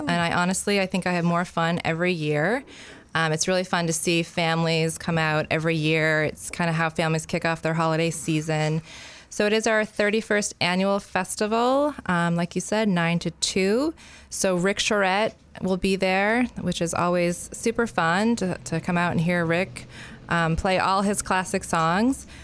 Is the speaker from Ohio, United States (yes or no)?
no; Freeport, Maine, United States; moved away as an adult; also born or lived in Canada; I grew up in Freeport.